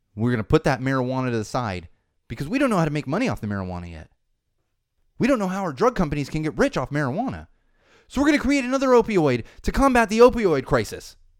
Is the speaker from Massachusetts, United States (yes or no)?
no; San Diego, California, United States; born or raised there; now in Los Angeles, United States